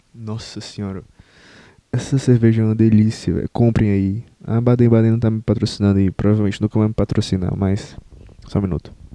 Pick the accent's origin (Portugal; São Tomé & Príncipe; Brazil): Brazil; Eu, eu não me enxergo como, como brasileiro, no sentido de. Eu tenho orgulho da minha cultura